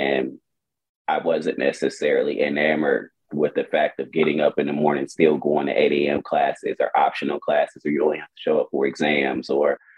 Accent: Milwaukee, Wisconsin, United States; moved away as an adult; now in Houston, United States; I'm born and raised in Milwaukee, Wisconsin, and I moved to Houston, Texas about 2014

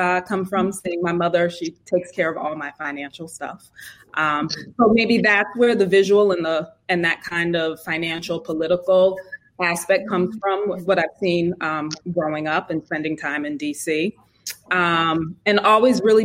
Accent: Connecticut, United States; I'm from Connecticut, New England

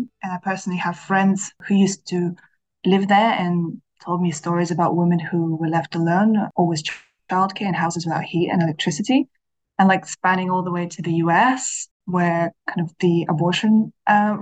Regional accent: Kazakhstan; moved away as an adult; now in London, United Kingdom; I'm originally from Kazakhstan and I have lived in the UK for almost 10 years now.

